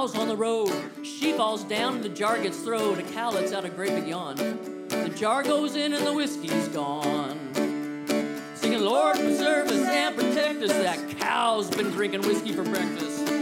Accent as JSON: {"language": "English", "region": "Indiana", "country": "United States", "said": "I'm from Indiana"}